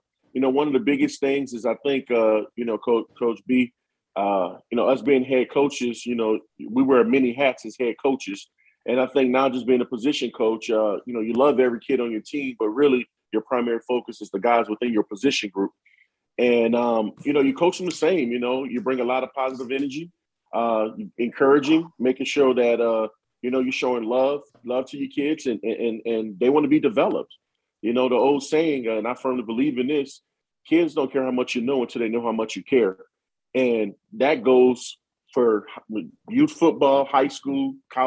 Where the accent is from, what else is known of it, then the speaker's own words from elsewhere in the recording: Louisiana, United States; now in Michigan, United States; being a Southerner, being from Louisiana